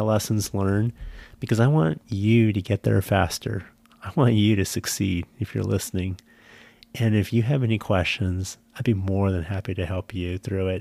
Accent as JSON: {"language": "English", "town": "San Jose", "region": "California", "country": "United States", "tie": "born or raised there", "moved": "yes", "said": "I grew up in a city, I grew up in San Jose"}